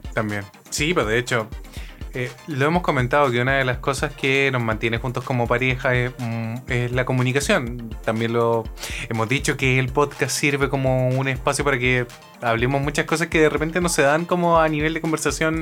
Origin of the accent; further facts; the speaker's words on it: Chile; moved away as an adult; now in Japan; mi país